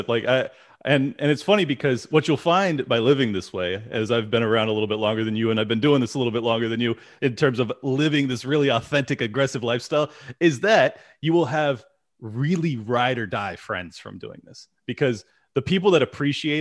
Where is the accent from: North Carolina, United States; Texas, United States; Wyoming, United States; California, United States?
California, United States; San Diego; I'm born and raised in San Diego.